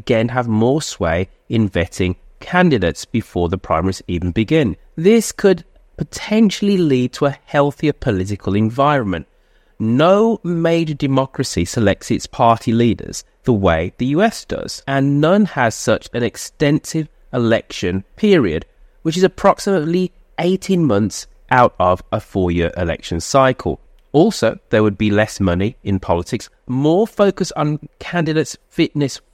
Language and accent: English; United Kingdom; As a Brit